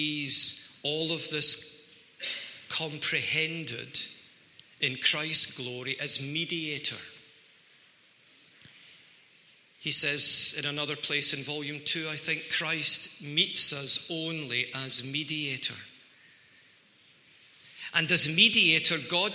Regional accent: Scotland, United Kingdom; people like me who are Scots and we don't like to talk too openly about ourselves, I think we excuse ourselves by saying, well, we are Scottish

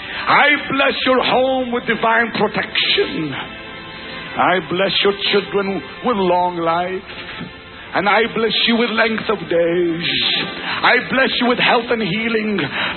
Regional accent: Israel; English is a second language; I'm from Israel.

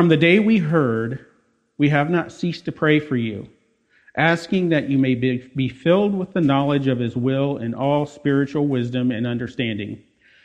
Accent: Des Moines, Iowa, United States; I was born and raised in Des Moines

